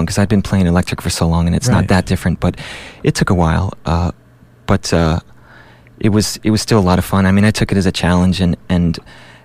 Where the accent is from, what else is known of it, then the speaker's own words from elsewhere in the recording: Wappingers Falls, New York, United States; moved away; also born or lived in Manhattan, New York / Boston / Europe; I was born in Manhattan, and I moved when I was very young, and basically grew up and went to high school near Wappingers Falls, which is up near Poughkeepsie, about 70 miles up from Manhattan on the Hudson River